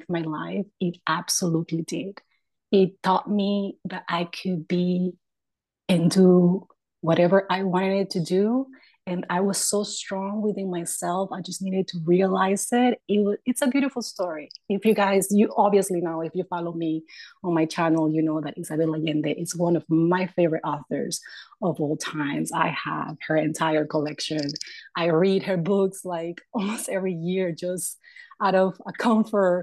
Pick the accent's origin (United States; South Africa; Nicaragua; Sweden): Nicaragua; moved away; I'm from Nicaragua